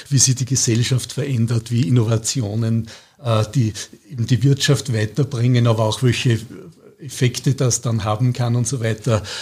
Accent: Scharnstein, Upper Austria, Austria; also born or lived in Gmunden / Vienna; Ich bin in Scharnstein aufgewachsen, in Gmunden geboren, in Kirchdorf dann bis zur Matura in gegangen und danach habe ich dann in Wien studiert und bin dann dort geblieben.

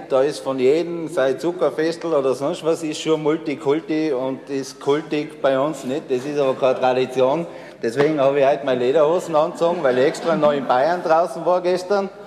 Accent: the Alps, Austria; Wir sind Alpenländer, wir sind in die Alpen groß geworden, wir steigen auf die Berge und dann trinken wir unser halbes Bier.

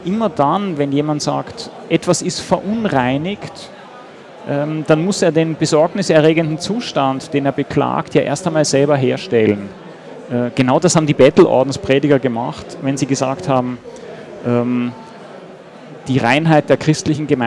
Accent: Austria; Außerdem fand ich als Österreicher das Wort Ausländler einfach hinreißend.

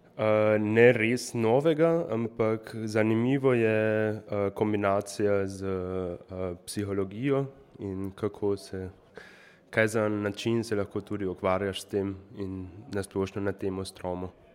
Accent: Šmihel, Carinthia, Austria; prihajam tukaj iz Šmihela oziroma iz sosednje vasi

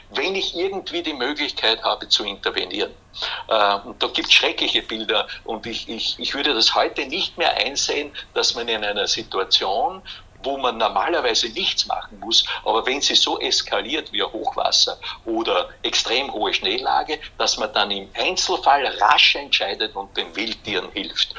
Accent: Hollenstein an der Ybbs, Lower Austria, Austria; Ich bin ja aufgewachsen in Hollenstein an der Ips

